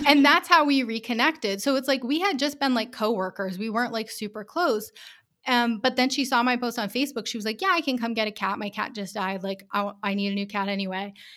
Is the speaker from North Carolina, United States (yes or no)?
no; Rhode Island, United States; moved away as an adult; also born or lived in Taipei, Taiwan / Colorado; I'm from Rhode Island